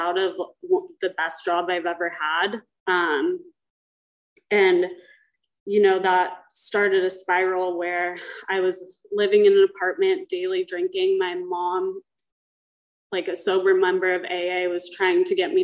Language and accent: English; Dana Point, California, United States; I grew up in Dana Point with a mother who was in Alcoholics Anonymous